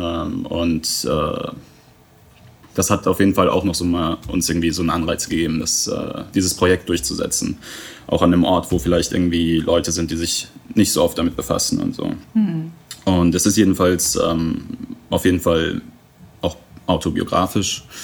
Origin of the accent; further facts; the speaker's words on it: Iran; born there; also born or lived in England; ich bin nur im Iran geboren, weil wir ähm, in England noch keine Aufenthaltsgenehmigung hatten und immer wieder zurück mussten.